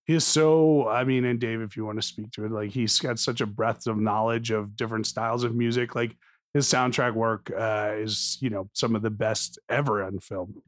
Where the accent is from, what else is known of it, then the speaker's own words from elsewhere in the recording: New Jersey, United States; I grew up in New Jersey in the eighties